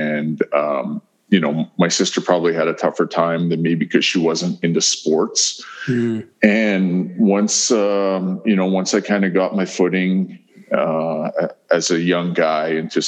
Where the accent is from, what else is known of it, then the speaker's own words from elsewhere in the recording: Fishing Lake, Saskatchewan, Canada; I could go back home to Fishing Lake and people would know that that was home for me and who my parents were.